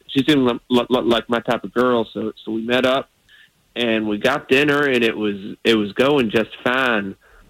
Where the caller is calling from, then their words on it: Sanford, Florida, United States; I'm from Sanford.